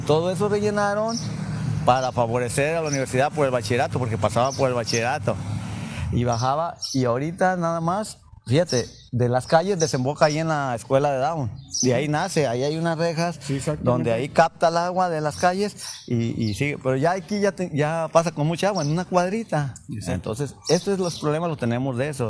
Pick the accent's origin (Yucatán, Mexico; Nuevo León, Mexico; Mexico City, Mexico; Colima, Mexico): Colima, Mexico; Villa de Álvarez; aquí nací en Villa Álvarez.